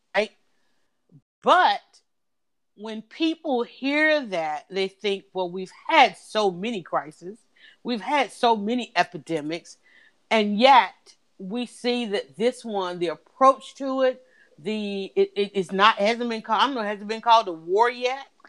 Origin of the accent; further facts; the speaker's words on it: United States; we as American people